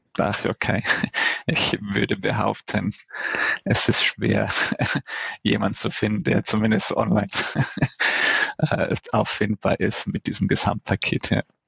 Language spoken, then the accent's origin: German; Italy; mich als Italiener